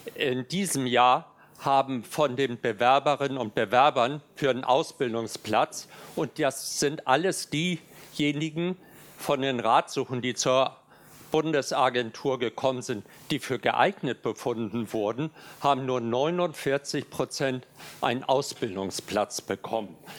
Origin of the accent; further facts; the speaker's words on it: Hamburg, Germany; Ich komme aus Hamburg